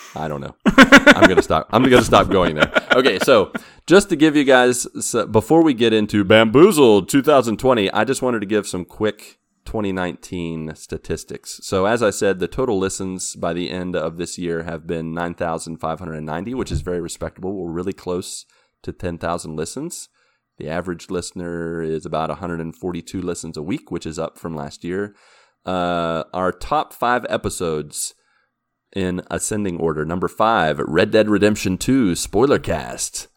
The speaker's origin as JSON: {"language": "English", "town": "Grafton", "region": "West Virginia", "country": "United States", "tie": "born or raised there", "moved": "yes", "said": "my hometown, Grafton, West Virginia"}